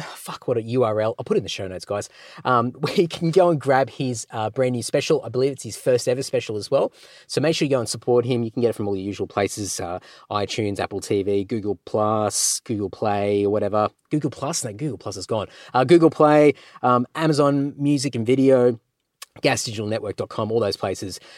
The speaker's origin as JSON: {"language": "English", "country": "Australia", "said": "I'm an Aussie."}